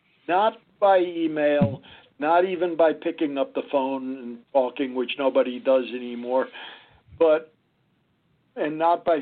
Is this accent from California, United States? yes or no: no; Chicago, Illinois, United States; also born or lived in Manhattan, New York; now in Malibu, United States; I grew up in Chicago, only child